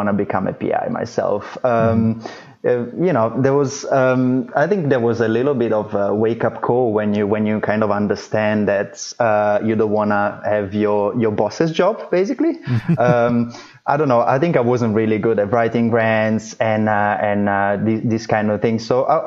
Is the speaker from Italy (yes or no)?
yes; Italy; moved away as an adult; also born or lived in Florence / London; now in New York City, United States; I'm actually originally from Italy